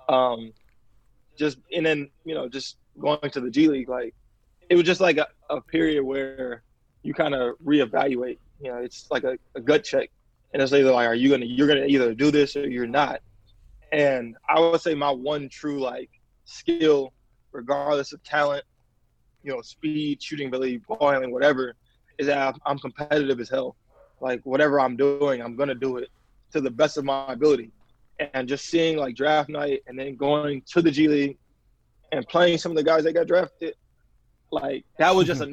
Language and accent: English; Chicago, Illinois, United States; also born or lived in Mississippi; I'm actually originally from Mississippi, and I moved to Chicago like you know, permanently when I was around nine